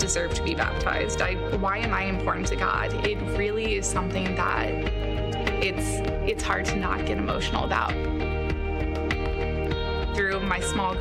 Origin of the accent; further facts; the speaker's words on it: Scottsdale, Arizona, United States; I was born and raised here in Scottsdale